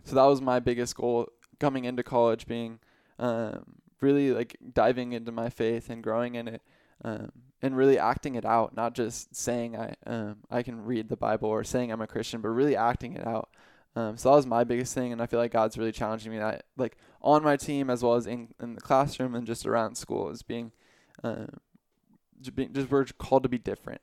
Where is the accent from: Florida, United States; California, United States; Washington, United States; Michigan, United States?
California, United States; Riverside; I'm from Riverside, California.